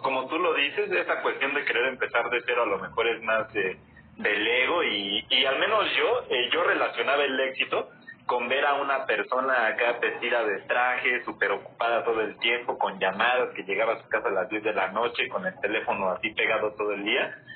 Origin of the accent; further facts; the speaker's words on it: Mexico City, Mexico; soy de la Ciudad de México